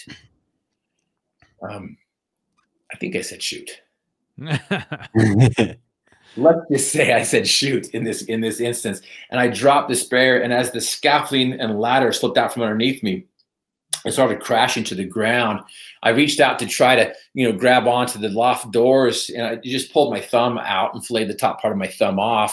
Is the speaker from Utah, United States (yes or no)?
yes; Northern Utah, United States; I was from Northern Utah